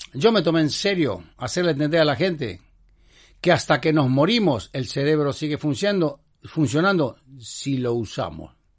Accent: Argentina; soy argentino

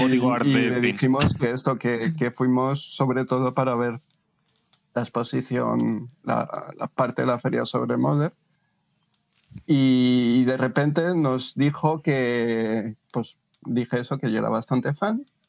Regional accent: Spain; somos de España

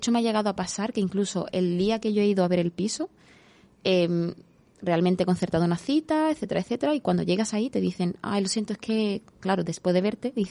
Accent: Morocco; born there; first language Spanish; Yo considero que el castellano, por ejemplo, es mi idioma, o sea, mi idioma natal, aunque yo haya nacido en Marruecos, pero realmente yo pienso, actúo, o sea, mi mente funciona en español.

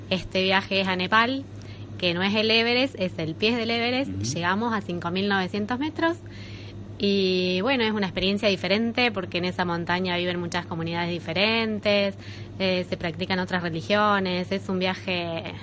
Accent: Argentina; Somos cinco argentinos y tres españoles

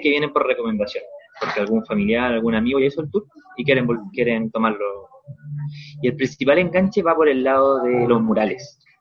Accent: Rancagua, O'Higgins, Chile; moved away as an adult; now in Valparaíso, Chile; yo de, procedencia soy de Rancagua, ya una ciudad que está una hora al sur de Santiago

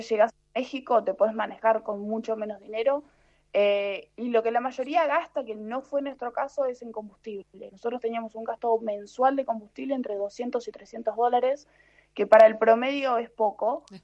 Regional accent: Argentina; moved away as an adult; soy argentina

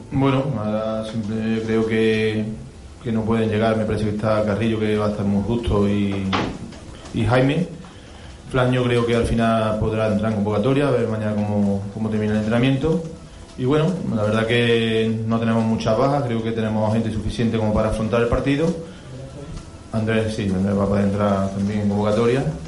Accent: Córdoba, Andalusia, Spain; el equipo de mi tierra

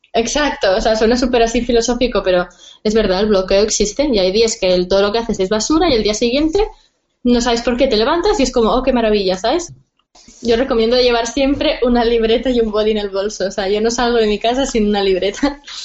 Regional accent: Barcelona, Catalonia, Spain; soy de Barcelona

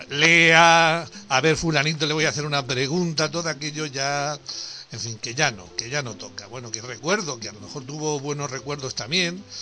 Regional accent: Andalusia, Spain; nosotros somos de Andalucía

